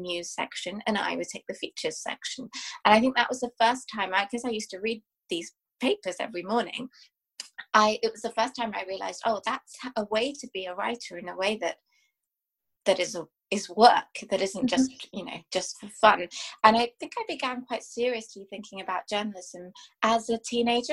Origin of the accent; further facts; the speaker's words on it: England, United Kingdom; I was born and brought up in England